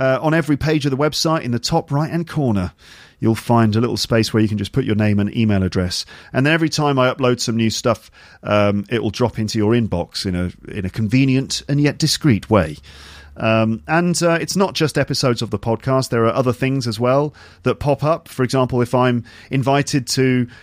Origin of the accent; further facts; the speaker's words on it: England, United Kingdom; being English